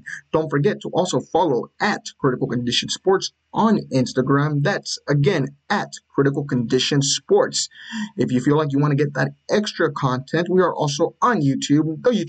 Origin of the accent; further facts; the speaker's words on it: Brownsville, Texas, United States; Me and Enrique go back from, all the way back down to the Rio Grande Valley. We're both from Brownsville, Texas.